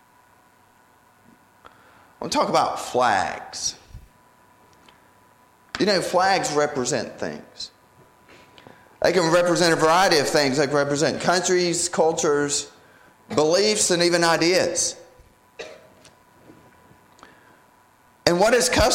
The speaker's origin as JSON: {"language": "English", "region": "North Carolina", "country": "United States", "tie": "born or raised there", "said": "I grew up in North Carolina"}